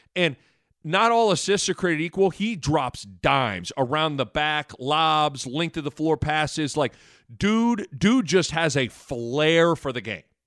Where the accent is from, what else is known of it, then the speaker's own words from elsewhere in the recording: Lincoln, Nebraska, United States; also born or lived in Omaha, Nebraska; being an Nebraskan, born and raised in Lincoln